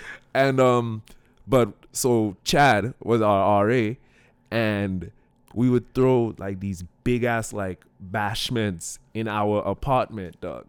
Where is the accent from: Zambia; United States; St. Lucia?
St. Lucia; all right, I come in from St. Lucia, right?